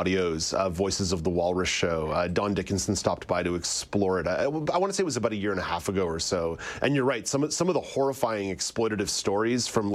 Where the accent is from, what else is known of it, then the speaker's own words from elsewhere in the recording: Montreal, Quebec, Canada; I did not live the shelteredest life in the world growing up in Montreal